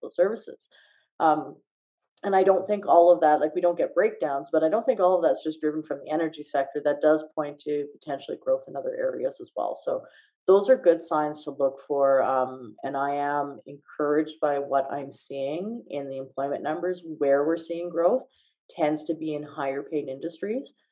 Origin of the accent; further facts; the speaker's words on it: Calgary, Alberta, Canada; I'm from Calgary